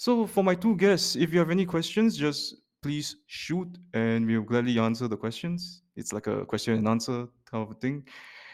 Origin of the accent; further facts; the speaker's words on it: Singapore; born and raised in Singapore